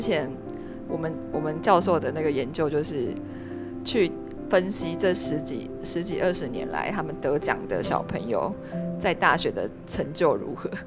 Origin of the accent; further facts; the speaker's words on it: Taiwan; 我们台湾人